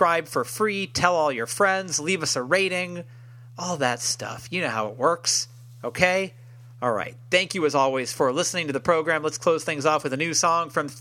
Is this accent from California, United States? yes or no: yes; San Francisco, California, United States; I'm from San Francisco. We had a real scene out here